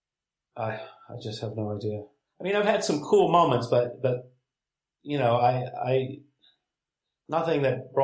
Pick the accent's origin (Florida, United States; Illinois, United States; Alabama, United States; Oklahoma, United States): Alabama, United States; Huntsville; I was from Huntsville, Alabama